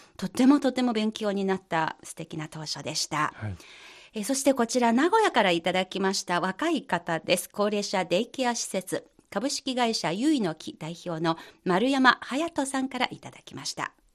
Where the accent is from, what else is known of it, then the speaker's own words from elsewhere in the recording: China; 私たち中国人